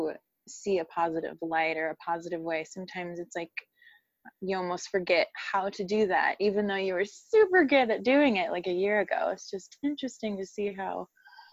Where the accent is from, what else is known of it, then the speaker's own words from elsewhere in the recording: Midwest, United States; I'm from the Midwest.